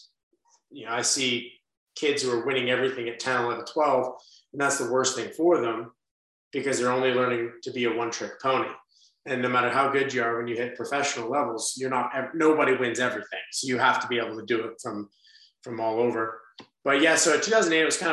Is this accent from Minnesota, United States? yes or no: no; Las Vegas, Nevada, United States; I'm from Las Vegas